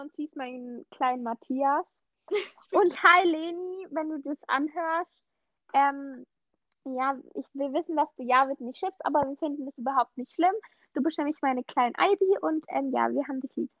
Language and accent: German; Swabia, Baden-Württemberg, Germany; accent: Swabian, leaning towards Standard German; ich komme aus dem Schwabeländle